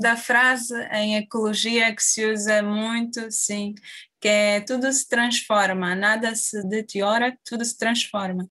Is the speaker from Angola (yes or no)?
yes; Angola; moved away as an adult; now in Évora, Portugal; Eu saí de Angola em 2013